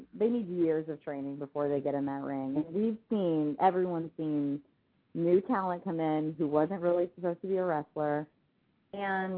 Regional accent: Orlando, Florida, United States; Orlando, born and raised

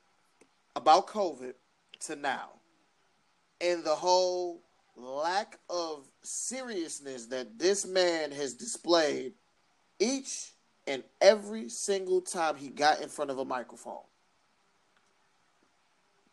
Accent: United States; I'm American

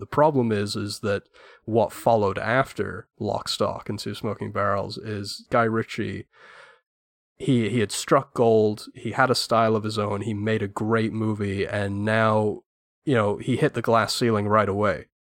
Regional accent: England, United Kingdom; as an Englishman

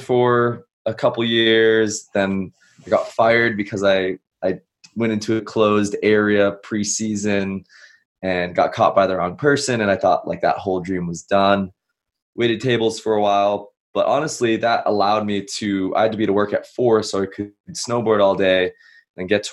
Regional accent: Massachusetts, United States; moved away as an adult; I grew up back East. I grew up in Massachusetts

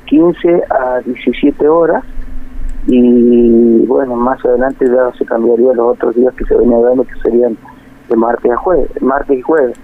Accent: San Fernando del Valle de Catamarca, Catamarca, Argentina; moved away as an adult; also born or lived in Tinogasta / Europe; now in Río Gallegos, Argentina; Soy de Catamarca, capital, y estuve viviendo en Quinogasta

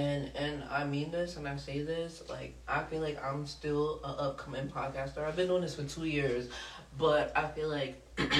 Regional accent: New York City, New York, United States; I'm from Southside Jamaica, Queens, in real life.

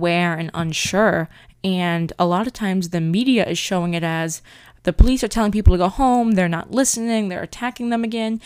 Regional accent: central Massachusetts, United States; my hometown

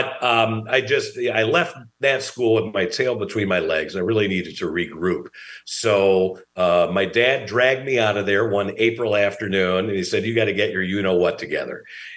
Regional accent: Gurnee, Illinois, United States; also born or lived in Waukegan, Illinois; I was born in Waukegan. When I was young, we moved to Gurnee, which is, interestingly enough, the town that my wife and I live in now

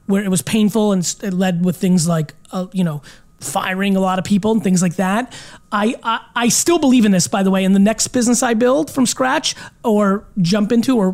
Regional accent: Belarus; born or raised there; also born or lived in America; now in United States

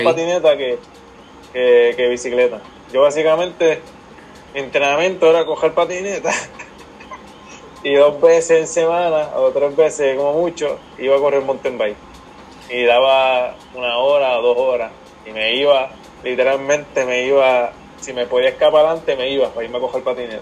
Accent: Aguadilla, Puerto Rico; yo soy de Guadilla, del pueblo Guadilla. Siempre, bueno, siempre me crié aquí.

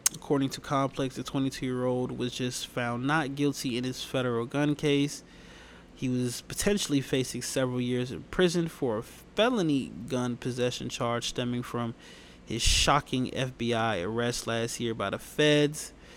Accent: Atlanta, Georgia, United States; moved away; my home state of Atlanta

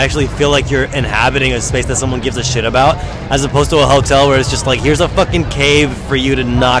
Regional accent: Arizona, United States; a.k.a. I'm out of ideas. I'm from Arizona.

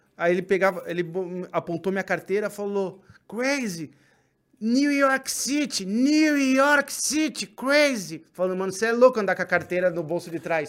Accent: São Paulo, Brazil; São Paulo, a gente é daqui da Zona Norte

